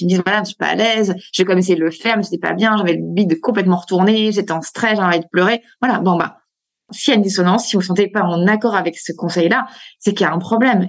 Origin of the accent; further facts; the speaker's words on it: France; chez nous, en France